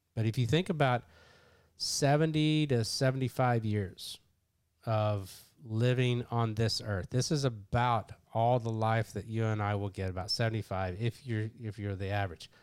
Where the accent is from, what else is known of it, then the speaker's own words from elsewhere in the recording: Kentucky, United States; I'm from Kentucky